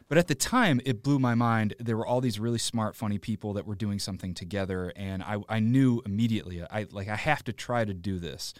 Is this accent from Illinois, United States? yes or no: yes; Joliet, Illinois, United States; I grew up in Joliet, which is past the suburbs, about ninety minutes southwest